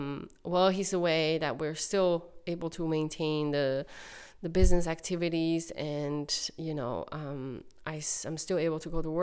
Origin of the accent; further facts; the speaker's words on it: China; moved away as an adult; now in Cape Breton, Canada; I'm from China, and my city has over 5 million population